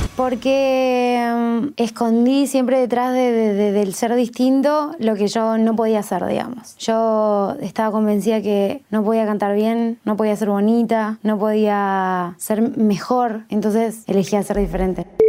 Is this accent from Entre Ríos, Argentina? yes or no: no; Jujuy, Argentina; vengo de Jujuy. Y creo que pasa por el acento